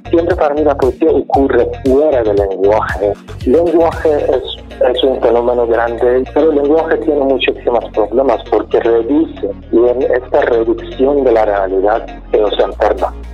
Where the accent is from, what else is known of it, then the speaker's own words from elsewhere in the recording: Iran; Spanish is a second language; moved away as an adult; also born or lived in Finland / Czech Republic / Spain; now in Mexico; cuando salí de Irán me fui primero por actividades políticas. Yo estaba activo desde mis 17, 18 años de edad y fui parte de movimiento estudiantil de Irán desde 1999.